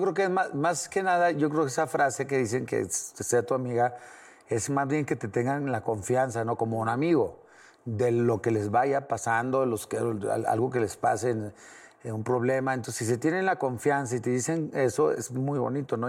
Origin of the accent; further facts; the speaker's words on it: Torreón, Coahuila, Mexico; now in Mexico City, Mexico; tengo muchos amigos de donde soy, de Torreón